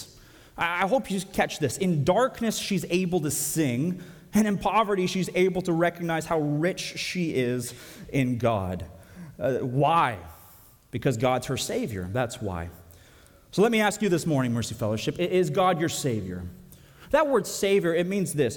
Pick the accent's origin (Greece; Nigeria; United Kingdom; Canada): Canada; now in United States; I'm Canadian